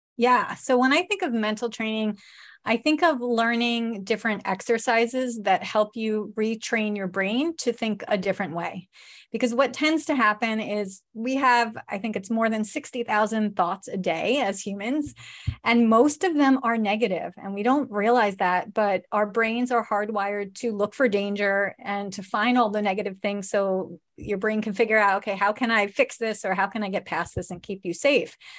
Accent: New York, United States; we're from New York.

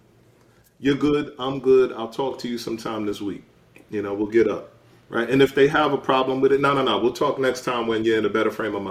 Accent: New York City, New York, United States; my mom is a New Yorker. I'm a New Yorker

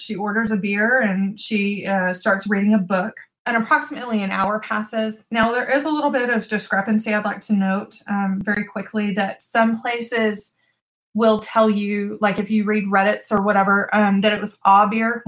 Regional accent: Texas, United States; I'm from Texas.

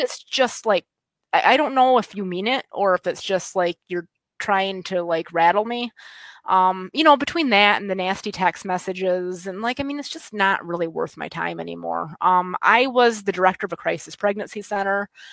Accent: West Michigan, United States; accent: West Michigan; moved away as an adult; now in Pennsylvania, United States; I'm originally from West Michigan. Um, I moved here when I was 28

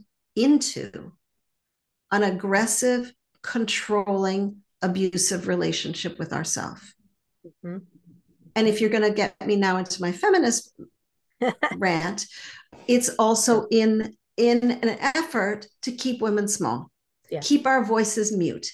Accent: Montreal, Quebec, Canada; And I grew up in Montreal and I learned French growing up

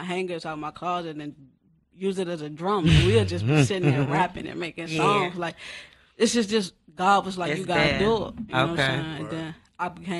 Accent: Landover, Maryland, United States; I grew up in Landover as a child.

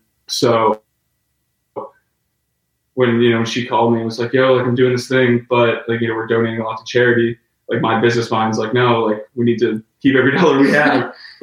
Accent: Eliot, Maine, United States; We grew up in Elliott, Maine

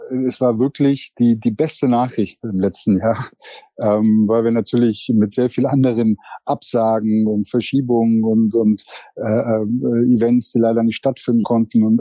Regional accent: Berlin, Germany; now in Frankfurt, Germany; Frankfurt kann da mit Berlin, wo ich aufgewachsen bin, auch mithalten.

